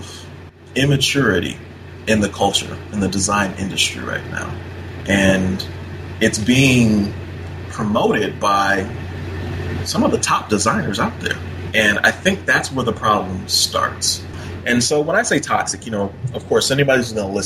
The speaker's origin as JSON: {"language": "English", "region": "Minnesota", "country": "United States", "tie": "born or raised there", "said": "I grew up in Minnesota"}